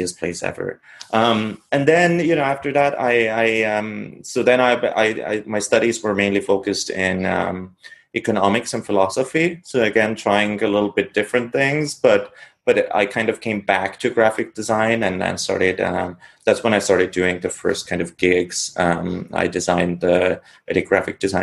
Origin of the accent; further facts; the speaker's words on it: Estonia; moved away as an adult; also born or lived in Tartu, Estonia; now in New York, United States; I was born in Estonia in a small village of maybe, I don't know, 150, 200 people